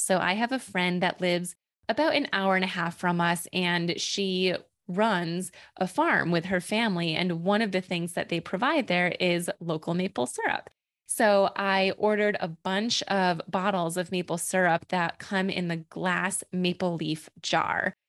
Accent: New York, United States; also born or lived in Boston; we actually have a local brewery here in my hometown

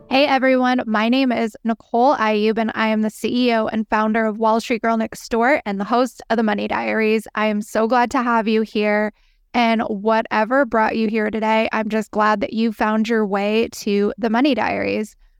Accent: San Diego, California, United States; moved away as an adult; also born or lived in Manhattan, New York; now in New York City, United States; I am born and raised in San Diego, California, on the beach

